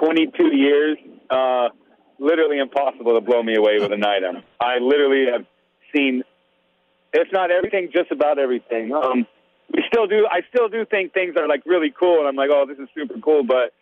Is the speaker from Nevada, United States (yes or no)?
yes; Las Vegas, Nevada, United States; growing up in Las Vegas, Nevada